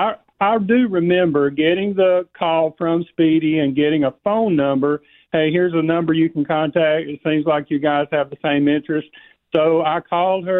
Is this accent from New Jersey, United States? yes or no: no; Corner, Alabama, United States; I'm from Corner, Alabama